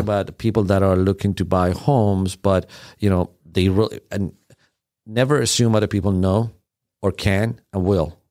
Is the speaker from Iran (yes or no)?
yes; Iran; English is a second language; also born or lived in Sweden / Germany; now in United States; I was born in Iran.